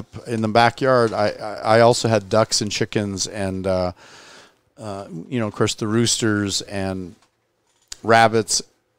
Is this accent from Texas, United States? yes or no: no; Temple City, California, United States; I grew up in Temple City, California, you know, went to Royal High School